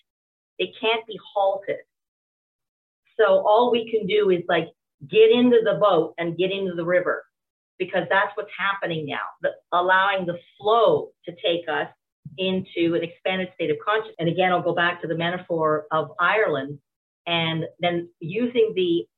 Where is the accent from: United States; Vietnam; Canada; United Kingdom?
Canada; from a Canadian perspective